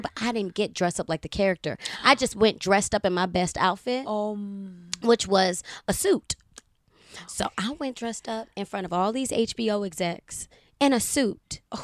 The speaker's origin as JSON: {"language": "English", "town": "Baltimore", "region": "Maryland", "country": "United States", "said": "I'm from Baltimore City"}